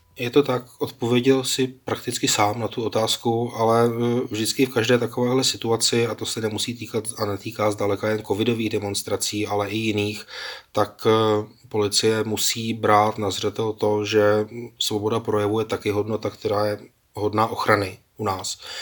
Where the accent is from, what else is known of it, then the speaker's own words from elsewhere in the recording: Czechia; dlouhodobě jsme jako Češi přece učení v tom